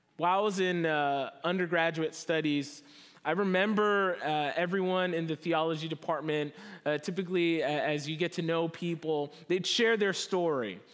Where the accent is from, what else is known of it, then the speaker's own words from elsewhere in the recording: New Jersey, United States; moved away as an adult; now in Southern California, United States; I'm from New Jersey, East Coast, born and raised.